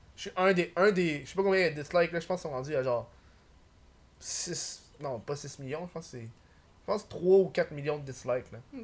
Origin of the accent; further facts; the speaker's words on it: Montreal, Quebec, Canada; je suis de Montréal